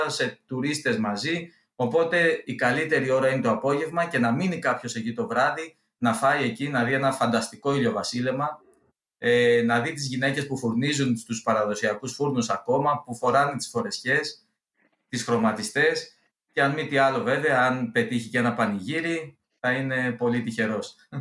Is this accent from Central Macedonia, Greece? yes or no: no; Olympos, South Aegean, Greece; moved away; εγώ είμαι από την Όλυμπο, έχω και σπίτι εκεί, είμαι από του τυχερού αυτού. Ε, δεν μένω δυστυχώ εκεί